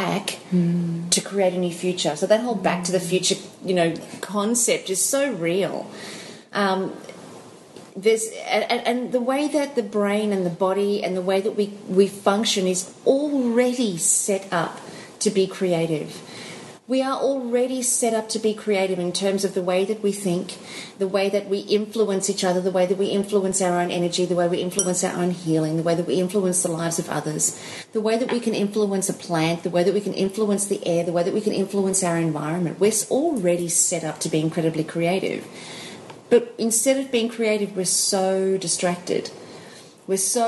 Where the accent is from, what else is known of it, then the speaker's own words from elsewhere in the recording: South Africa; moved away; I'm South African. And for those of you guys who didn't know that, I was born in South Africa.